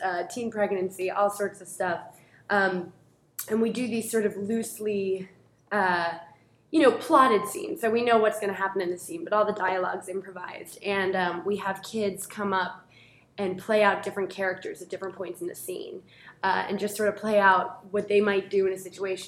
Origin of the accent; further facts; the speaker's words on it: Newton, Massachusetts, United States; I grew up in Newton, so not too far from here